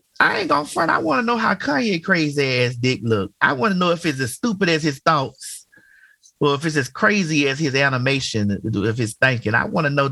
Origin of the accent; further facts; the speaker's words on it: Miami, Florida, United States; I'm from Miami